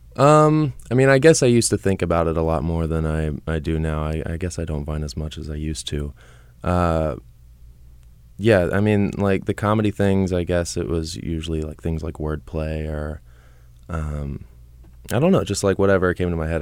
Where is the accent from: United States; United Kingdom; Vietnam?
United States; Katy, Texas; moved away as an adult; also born or lived in Houston, Texas; now in Los Angeles, United States; I am from Houston, Texas. I was raised in Katy, a suburb of Houston